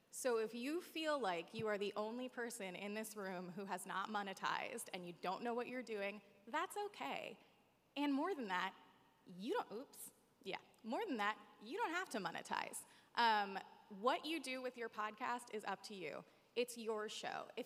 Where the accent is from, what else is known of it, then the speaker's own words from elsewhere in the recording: East Coast, United States; I have a lot of family that lives here, although I'm from the East Coast.